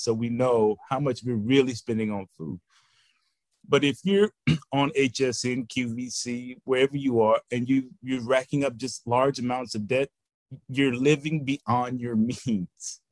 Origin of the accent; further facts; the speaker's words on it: Houston, Texas, United States; also born or lived in St. Louis, Missouri; a Houston native